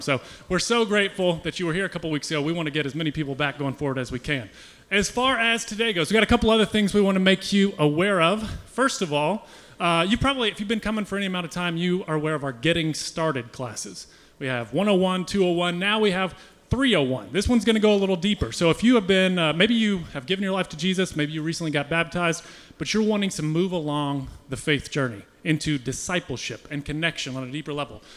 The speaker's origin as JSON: {"language": "English", "country": "United States", "said": "we as American Christians"}